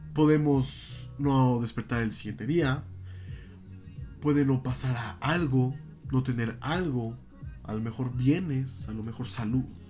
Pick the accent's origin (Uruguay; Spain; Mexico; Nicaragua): Mexico; como mexicanos